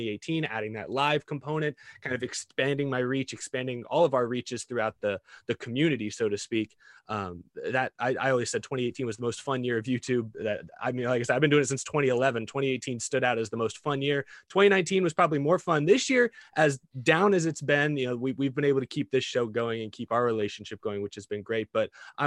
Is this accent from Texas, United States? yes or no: yes; Texas, United States; I grew up in Texas